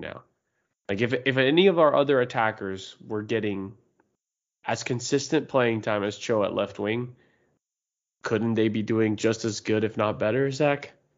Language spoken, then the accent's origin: English; United States; we're American